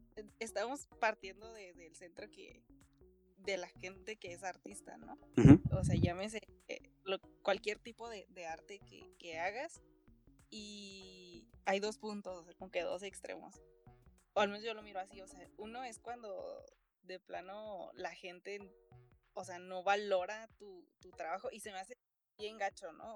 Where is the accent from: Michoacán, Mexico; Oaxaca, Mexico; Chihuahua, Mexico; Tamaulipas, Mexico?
Chihuahua, Mexico; Ciudad Juárez; soy de Ciudad Juárez, Chihuahua.